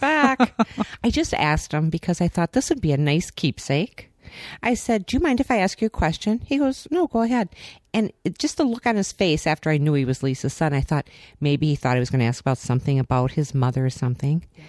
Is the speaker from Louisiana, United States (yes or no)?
no; Minnesota, United States; we're from Minnesota